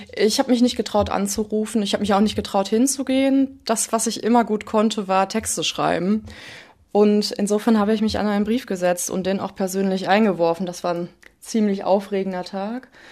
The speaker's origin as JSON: {"language": "German", "area": "Ruhr area", "region": "North Rhine-Westphalia", "country": "Germany", "lives_now": "Essen, Germany", "said": "ich komme aus dem Ruhrgebiet"}